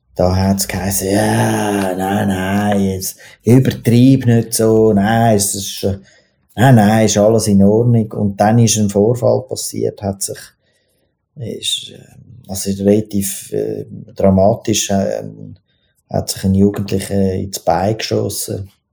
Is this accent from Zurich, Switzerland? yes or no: yes; Zurich, Switzerland; ich bin im, im, im Drogenzürich aufgewachsen, also im Niederdorf